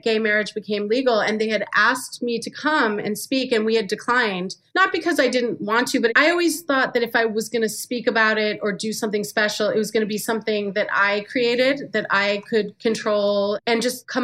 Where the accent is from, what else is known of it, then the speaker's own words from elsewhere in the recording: Farmington Hills, Michigan, United States; moved away; I came from Farmington Hills, Michigan